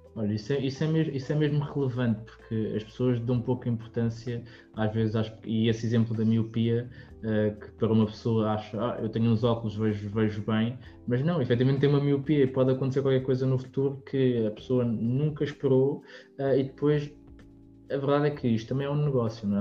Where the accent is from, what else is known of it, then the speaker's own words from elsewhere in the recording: Lisbon, Portugal; nós somos de Lisboa